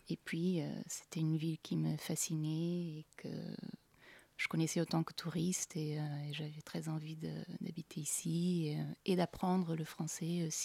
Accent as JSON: {"language": "French", "region": "Lisbon", "country": "Portugal", "tie": "born or raised there", "second_language": "French", "moved": "as an adult", "lives_now": "Paris, France", "said": "je suis portugaise née à Lisbonne. donc j'ai vécu la plupart de ma vie au Portugal et j'ai décidé de venir en France en 2011. Donc je suis arrivée en septembre 2011 à Paris."}